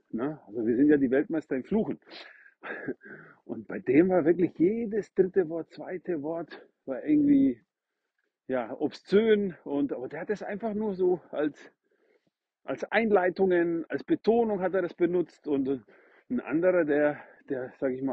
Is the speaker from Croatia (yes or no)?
yes; Northern Croatia, Croatia; now in Germany; den kannte ich in meiner Heimatstadt in Nordkroatien